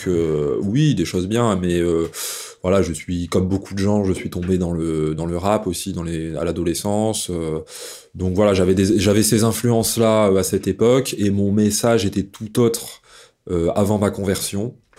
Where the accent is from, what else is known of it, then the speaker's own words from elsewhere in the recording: Dauphiné, Auvergne-Rhône-Alpes, France; j'ai poussé dans le terreau fertile du Dauphiné, voilà où j'ai grandi euh, dans la campagne.